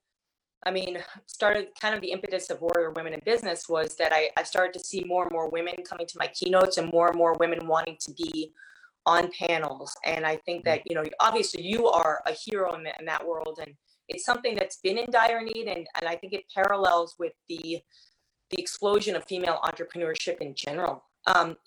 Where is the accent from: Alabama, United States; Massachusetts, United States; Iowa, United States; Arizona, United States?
Massachusetts, United States; Boston; now in New York City, United States; I'm originally from Boston